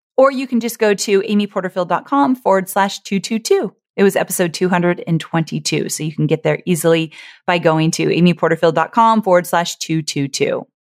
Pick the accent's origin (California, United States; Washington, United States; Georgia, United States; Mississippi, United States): California, United States; Orange County; I was born and raised in Orange County, California